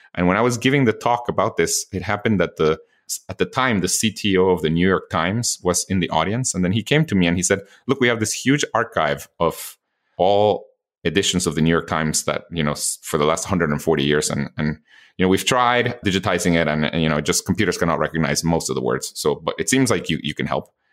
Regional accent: Guatemala; moved away; I was born and raised in Guatemala

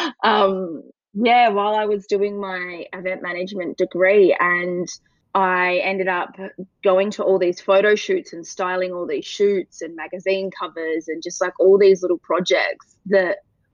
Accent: Perth, Western Australia, Australia; moved away as an adult; also born or lived in Sydney; now in Melbourne, Australia; I'm a Perth gal, so I grew up on the West Coast and moved over to Melbourne about 7 years ago

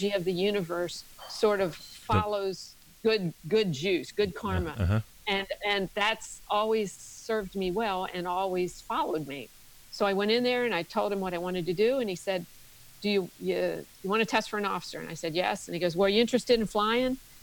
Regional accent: Maryland, United States; now in Tennessee, United States; I grew up in Maryland, in a very small town in Maryland

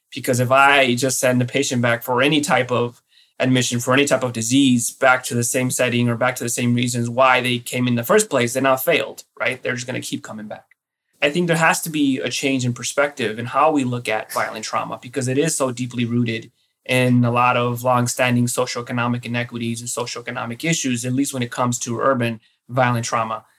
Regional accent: Los Angeles, California, United States; now in New York, United States; I was born and raised in East Los Angeles in the uh, 80s and 90s

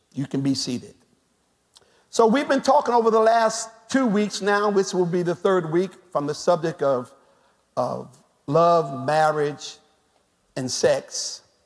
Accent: United States; us as African American people

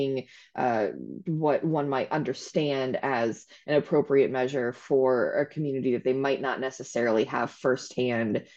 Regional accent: Akron-Canton area, Northeast Ohio, United States; moved away as an adult; now in Columbus, United States; I'm actually from Ohio, but I am originally from Northeast Ohio around the Akron-Canton area

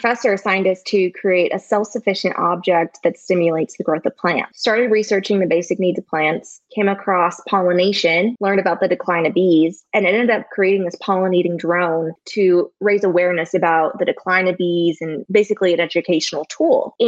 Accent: Syracuse, Indiana, United States; also born or lived in Georgia; I'm born and raised in Syracuse, Indiana, small rural town amongst corn and soybeans

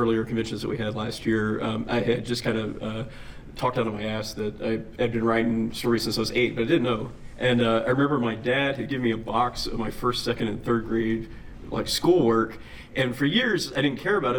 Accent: Dallas-Fort Worth area, Texas, United States; also born or lived in Hillsboro, Texas / New York; Yes, I was born and raised in the Dallas-Fort Worth area.

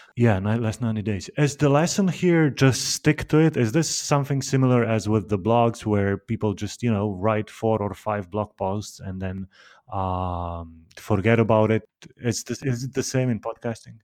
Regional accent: Slovenia; I'm from Slovenia

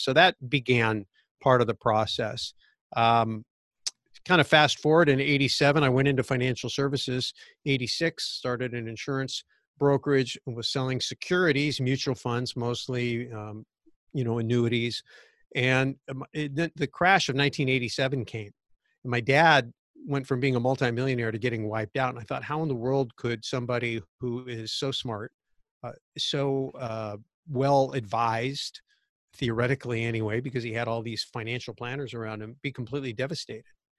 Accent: Santa Clara Valley, California, United States; I was growing up in Santa Clara Valley, which was a sleepy little orchard town pre-Silicon Valley

